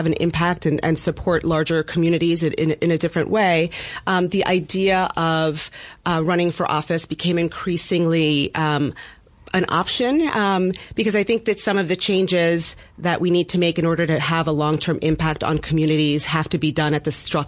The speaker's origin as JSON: {"language": "English", "town": "New York City", "region": "New York", "country": "United States", "tie": "born or raised there", "said": "I am a native resident of Bed-Stuy"}